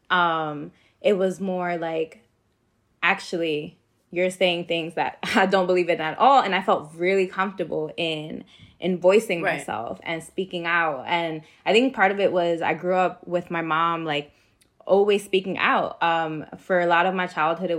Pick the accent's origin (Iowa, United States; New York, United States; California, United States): New York, United States; New York City; growing up in New York City